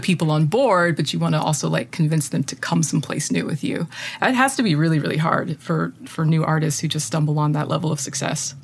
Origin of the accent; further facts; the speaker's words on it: United States; As an American